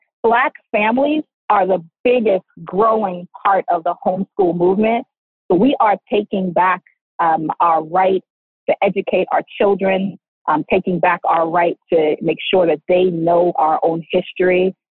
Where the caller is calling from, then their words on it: Yonkers, New York, United States; Hello, I'm here. Hello there. Hi. I'm here from Yonkers, New York.